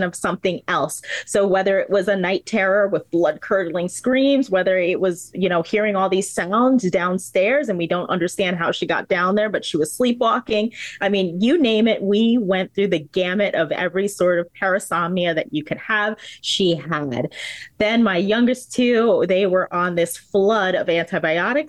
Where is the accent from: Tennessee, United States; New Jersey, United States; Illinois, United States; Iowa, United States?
New Jersey, United States; now in Florida, United States; I am a proud resident of the state of Florida, but I am not from Florida. I am a Jersey girl